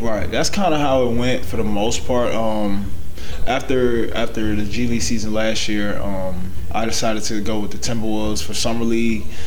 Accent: Atlanta, Georgia, United States; moved away as an adult; also born or lived in Florida / Texas / Toronto; been in Atlanta all my life

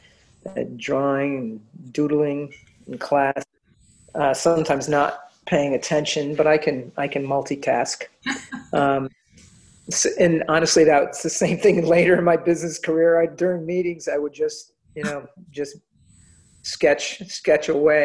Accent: Middletown, Connecticut, United States; moved away as an adult; also born or lived in Fairfield County, Connecticut; A native New Englander and born and raised in Middletown, Connecticut

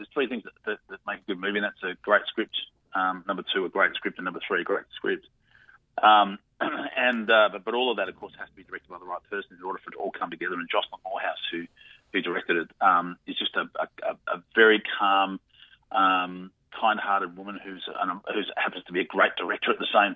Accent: Australia; I'm from Australia

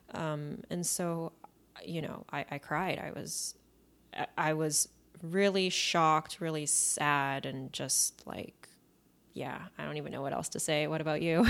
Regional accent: Vancouver, British Columbia, Canada; I grew up in Vancouver

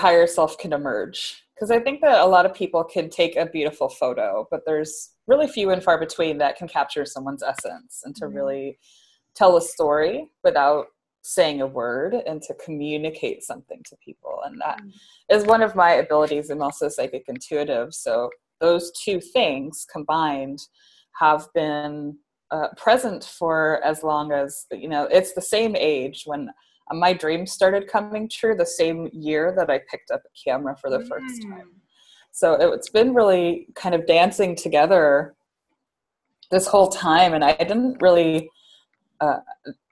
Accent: Seattle, Washington, United States; also born or lived in Santa Barbara; now in New York City, United States; I'm from Seattle, Washington

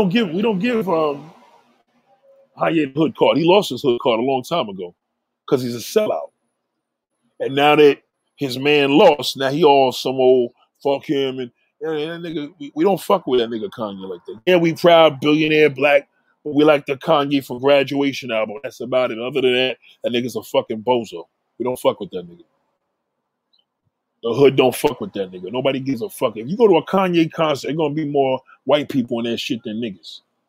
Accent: Midland Beach, New York, United States; I grew up in Midland. I'm in Park Hill with Ruckus and the boys.

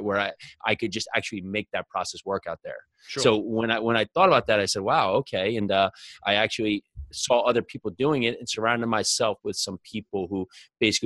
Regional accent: New Jersey, United States; growing up in New Jersey when I was young

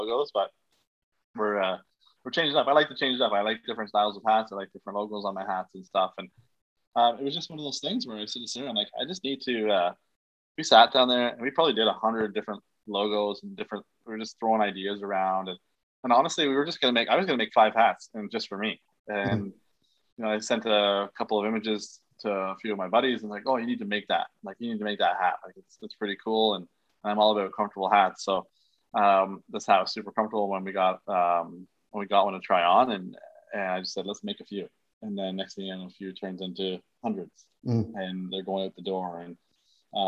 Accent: Canada; being a Canadian kid

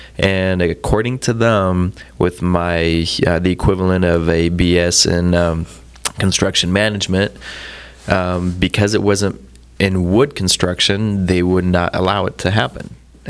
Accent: France; moved away; I was born and raised in France.

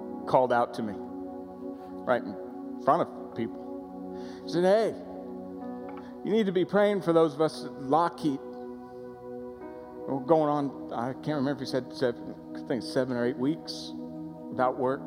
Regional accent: Florida, United States; I grew up in Florida

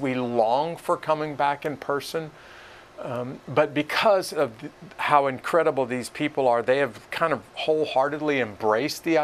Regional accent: Iowa, United States; moved away as an adult; also born or lived in Fort Benning, Georgia; now in Columbus, United States; My wife and I are high school sweethearts, as you just mentioned. We come from Iowa

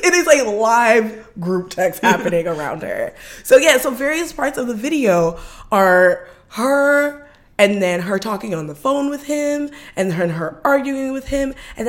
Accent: Los Angeles, California, United States; So, yes, I was raised in South Central

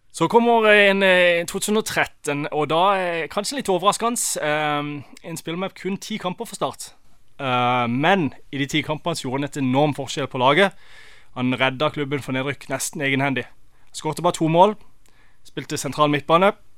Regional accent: Norway; now in United States

